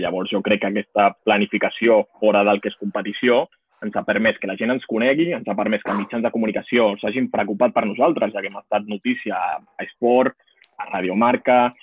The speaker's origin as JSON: {"language": "Catalan", "town": "Montcada i Reixac", "region": "Catalonia", "country": "Spain", "said": "soc de Moncada"}